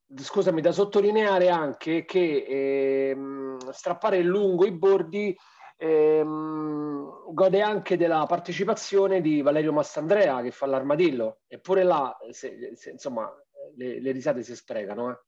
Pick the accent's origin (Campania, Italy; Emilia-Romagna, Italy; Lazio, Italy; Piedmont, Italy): Lazio, Italy; Rome; siamo romani, conosciamo il nostro, il nostro modo di vivere